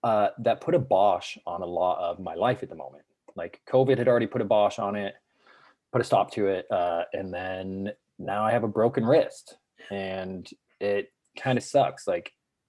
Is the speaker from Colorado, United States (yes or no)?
yes; Colorado, United States; moved away as an adult; now in San Diego, United States; I grew up in Colorado, and then I came to San Diego for vacation every other summer